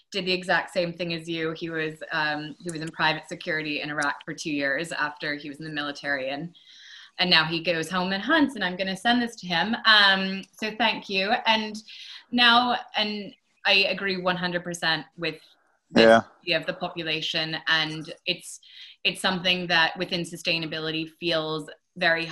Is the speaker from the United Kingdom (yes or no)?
no; Maine, United States; I'm from Maine